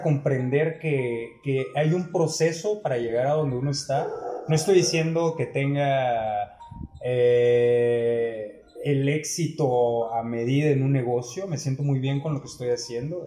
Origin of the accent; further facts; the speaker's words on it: Ciudad del Carmen, Campeche, Mexico; also born or lived in Mexico City; de la ciudad de donde somos, de Ciudad del Carmen, Campeche, México, aquí en la isla